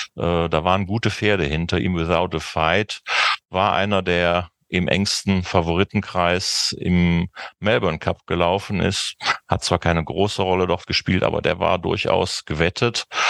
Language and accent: German; Cologne, North Rhine-Westphalia, Germany; als Kölner wette ich